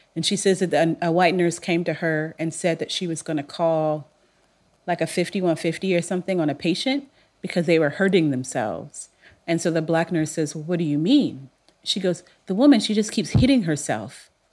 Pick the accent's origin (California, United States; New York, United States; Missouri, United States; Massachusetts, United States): California, United States; Long Beach; I'm from Long Beach, so I'm confident, but I'm laid back.